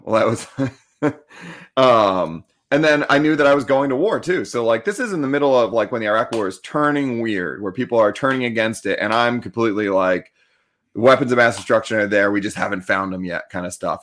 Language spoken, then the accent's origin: English; Annapolis, Maryland, United States; like, right outside the Naval Academy